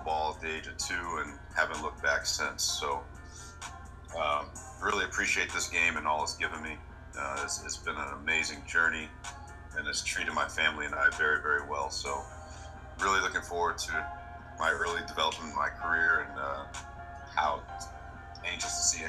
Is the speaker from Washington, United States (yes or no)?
yes; Seattle, Washington, United States; moved away as an adult; also born or lived in Arizona; now in New Orleans, United States; I'm from Seattle, born and raised.